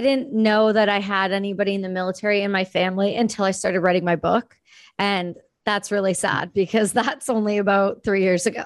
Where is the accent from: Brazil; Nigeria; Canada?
Canada; Ontario; moved away as an adult; now in Vancouver, Canada; I'm from Ontario